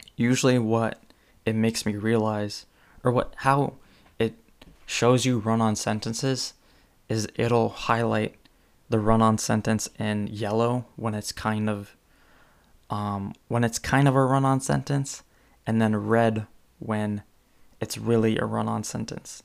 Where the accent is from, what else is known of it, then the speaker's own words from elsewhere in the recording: California, United States; I'm from California